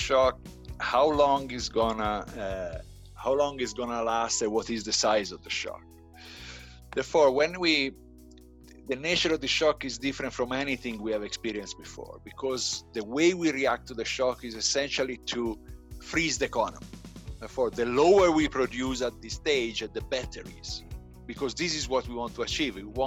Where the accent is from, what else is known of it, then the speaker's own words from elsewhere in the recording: Italy; moved away as an adult; also born or lived in United Kingdom / South Africa; now in Pretoria, South Africa; I am originally from Italy. I studied in Italy and after in UK.